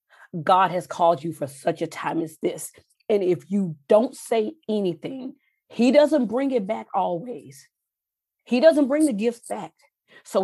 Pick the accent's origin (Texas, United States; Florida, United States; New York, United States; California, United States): Texas, United States; I grew up in Texas